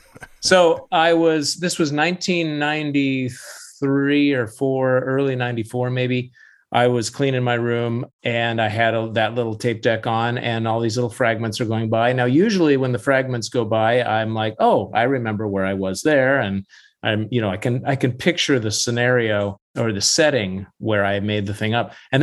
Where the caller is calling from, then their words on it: Vashon Island, Washington, United States; I'm calling from my home studio on Vashon Island, Washington, a little island to the west.